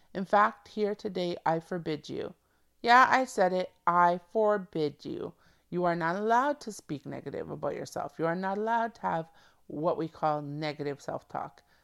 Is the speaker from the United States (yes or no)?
no; Canada; I'm a Canadian born female